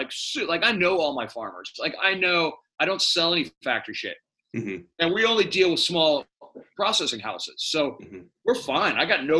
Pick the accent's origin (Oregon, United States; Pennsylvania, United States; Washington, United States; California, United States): California, United States; San Francisco; I was born here 55 years ago. It's not the same city, but it is. And what I love about San Francisco, it is still fucking San Francisco.